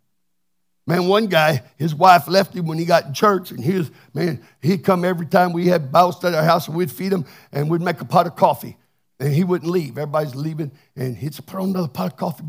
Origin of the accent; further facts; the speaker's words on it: Texas, United States; I'm from Texas